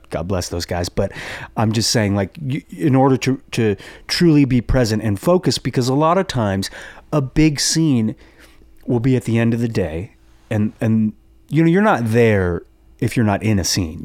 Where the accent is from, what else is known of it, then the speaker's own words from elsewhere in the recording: Los Angeles, California, United States; I grew up in the Valley